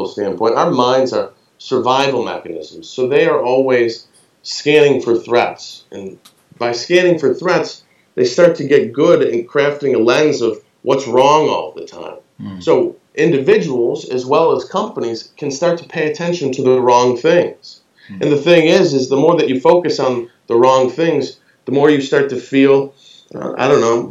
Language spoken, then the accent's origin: English; United States; I'm American